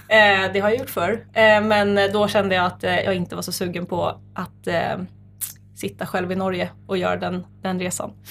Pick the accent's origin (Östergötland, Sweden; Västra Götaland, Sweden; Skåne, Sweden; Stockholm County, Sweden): Stockholm County, Sweden; Nacka; Jag är född och uppvuxen i Nacka, Saltsjöbo